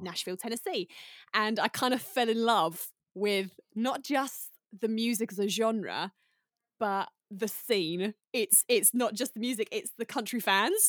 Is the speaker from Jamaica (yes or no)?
no; United Kingdom; moved away; I'm very British